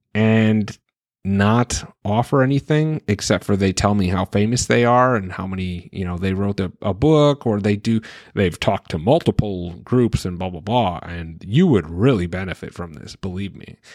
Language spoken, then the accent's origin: English; Wisconsin, United States; my home state of Wisconsin